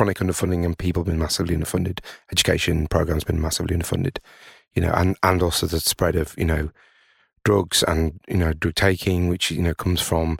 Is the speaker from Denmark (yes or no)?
no; Tadcaster, Yorkshire and the Humber, United Kingdom; I'm originally from Tadcaster, and, you know, seeing a town like that, which is, you know, kind of very nice, but, you know, it's got three breweries.